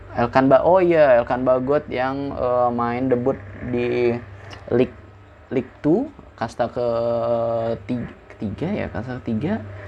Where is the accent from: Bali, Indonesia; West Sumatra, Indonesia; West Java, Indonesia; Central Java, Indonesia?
West Java, Indonesia; Bekasi; accent: Bekasi; moved away as an adult; now in Padang, Indonesia; Gua tinggal di Bekasi dari gua S D, kelas satu. Kelas satu semester dua. Oke, hitungan dari kelas dua lah. Dari kelas dua sampai gua S M